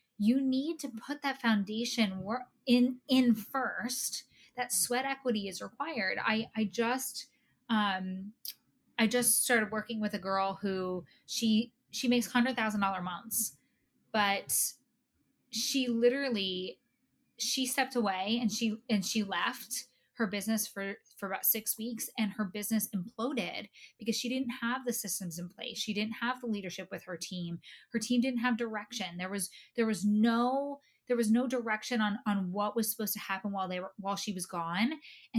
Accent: New Jersey, United States; I'm from New Jersey.

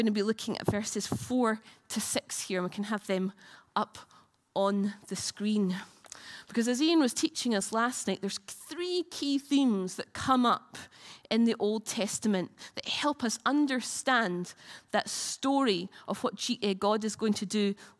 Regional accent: United Kingdom; we're British

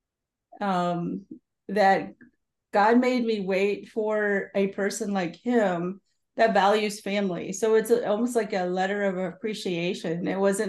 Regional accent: Michigan, United States; also born or lived in Oklahoma; I was born in the United States in Oklahoma, but really raised in Michigan

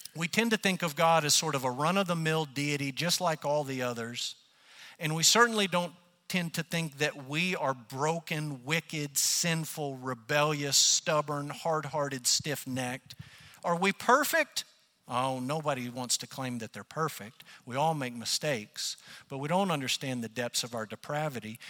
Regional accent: United States; as Americans and as American Christians

